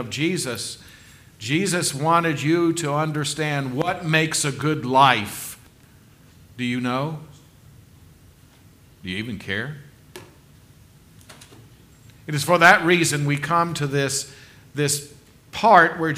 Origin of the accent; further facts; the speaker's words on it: South Carolina, United States; growing up in South Carolina